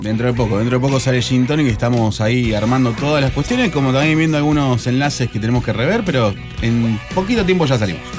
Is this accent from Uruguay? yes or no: no; Tucumán, Argentina; moved away; Yo vengo de Tucumán